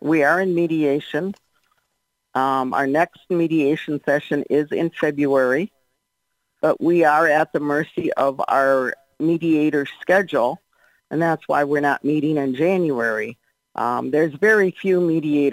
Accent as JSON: {"language": "English", "region": "Minnesota", "country": "United States", "tie": "born or raised there", "moved": "yes", "lives_now": "Florida, United States", "said": "most of them are born and raised in Minnesota, like I was. And even though I live in Florida now"}